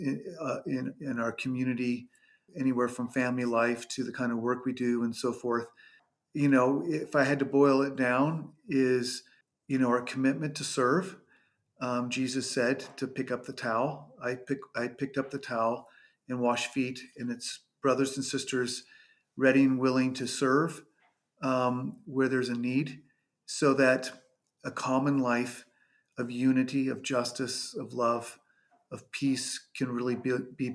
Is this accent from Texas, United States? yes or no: no; California, United States; moved away as an adult; also born or lived in Colorado; I moved from California, where I was born and raised